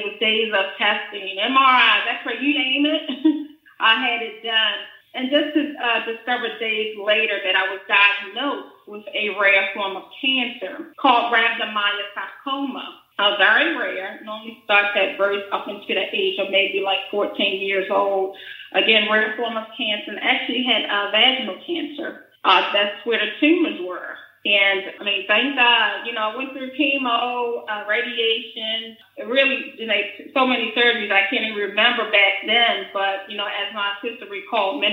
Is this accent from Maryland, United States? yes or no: yes; Baltimore, Maryland, United States; I'm currently in Baltimore, Maryland. I was born and raised actually in Southwest Baltimore, not too far from Ravens Stadium